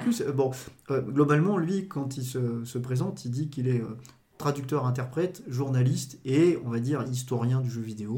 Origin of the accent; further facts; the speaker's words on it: Dijon, Bourgogne-Franche-Comté, France; je suis, né à Dijon, j'ai grandi à Dijon